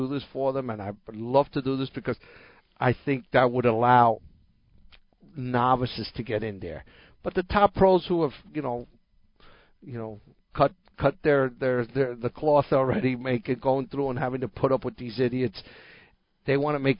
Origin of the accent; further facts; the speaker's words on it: New Jersey, United States; I grew up hearing that in New Jersey